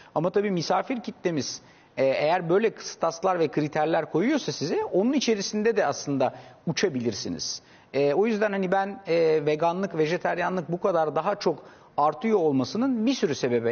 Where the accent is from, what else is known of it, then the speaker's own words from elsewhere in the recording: Istanbul, Turkey; 3 kuş 4 kuşaktır İstanbulluyuz biz